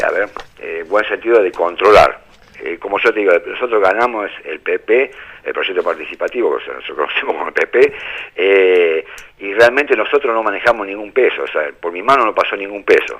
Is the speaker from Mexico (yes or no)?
no; América, Buenos Aires Province, Argentina; Yo soy de América, provincia de Buenos Aires